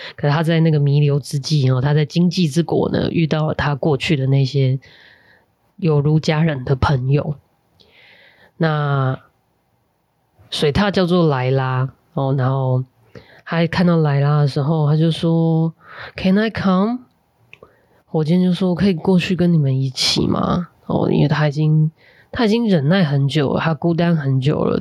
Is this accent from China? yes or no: no; Tainan, Taiwan; 我成长在台南还有东帝市百货的那个年代